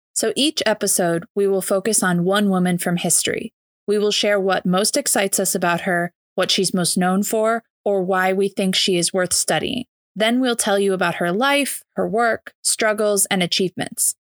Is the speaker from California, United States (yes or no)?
no; Michigan, United States; now in San Francisco, United States; I'm a proud Michigander and a licensed architect in San Francisco